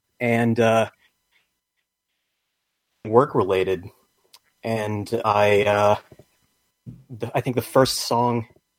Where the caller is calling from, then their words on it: Mainz, Rhineland-Palatinate, Germany; calling from Germany.